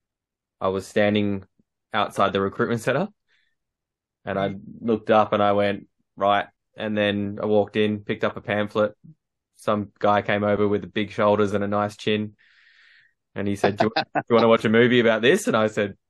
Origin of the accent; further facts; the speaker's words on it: Perth, Western Australia, Australia; Perth, WA